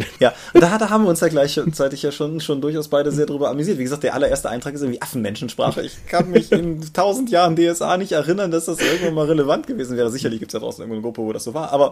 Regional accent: Germany; von Wien bis Eifel ist zwar jetzt so für uns als Deutsche eine relativ große Distanz

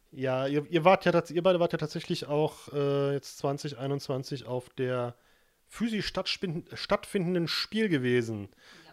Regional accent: Germany; wir kommen ja alle aus der Eifel

